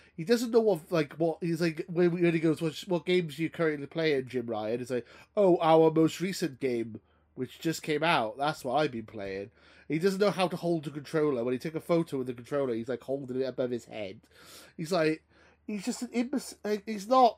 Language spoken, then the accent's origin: English; Welsh, Wales, United Kingdom; I'm Welsh, so I, I, I, don't need an accent. I'm Welsh